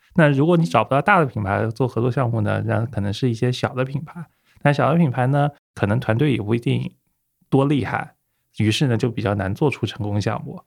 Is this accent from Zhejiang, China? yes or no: yes; Hangzhou, Zhejiang, China; also born or lived in United Kingdom; 杭州本地土生土长